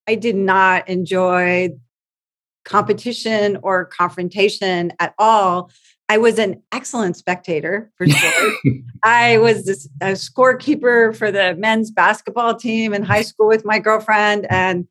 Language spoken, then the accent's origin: English; West Covina, California, United States; I grew up in West Covina